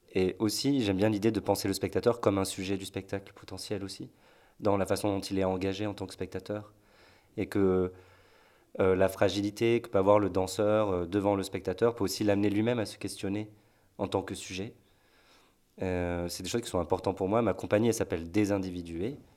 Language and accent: French; Marseille, Provence-Alpes-Côte d'Azur, France; moved away as an adult; now in Nantes, France; je suis de Marseille au départ